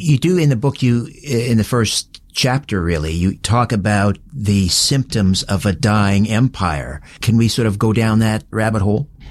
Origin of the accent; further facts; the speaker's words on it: Canada; I may be more American than I am Canadian. My ancestors came from America